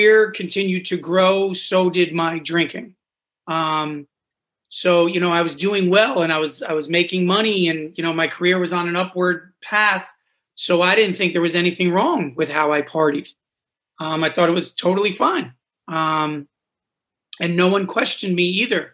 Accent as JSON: {"language": "English", "region": "New Jersey", "country": "United States", "tie": "born or raised there", "said": "I grew up the youngest of 5 kids in New Jersey"}